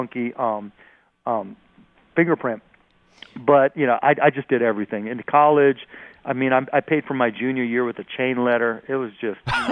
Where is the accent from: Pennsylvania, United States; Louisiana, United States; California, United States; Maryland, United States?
Pennsylvania, United States; Pittsburgh; I grew up in Pittsburgh